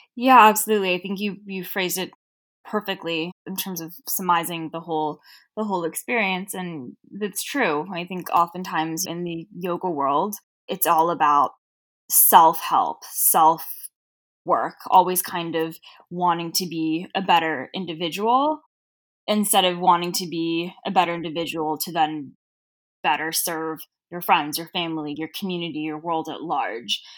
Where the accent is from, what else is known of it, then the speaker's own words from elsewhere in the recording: Los Angeles, California, United States; accent: Cher from Clueless (Valley girl); I grew up in Southern California